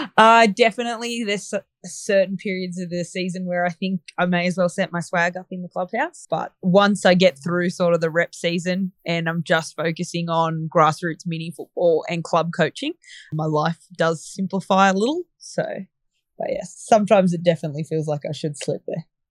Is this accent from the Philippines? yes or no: no; Bathurst, New South Wales, Australia; I'm from Bathurst in central west New South Wales. So we're a small regional town